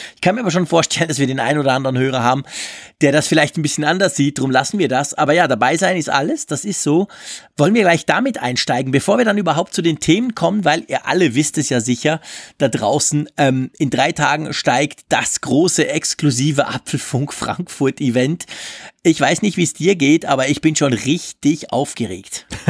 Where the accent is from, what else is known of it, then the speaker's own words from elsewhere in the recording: Switzerland; Ich als Schweizer